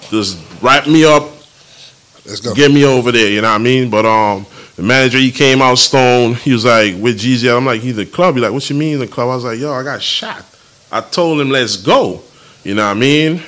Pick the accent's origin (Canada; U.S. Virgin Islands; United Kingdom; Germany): U.S. Virgin Islands; I'm from St. Thomas.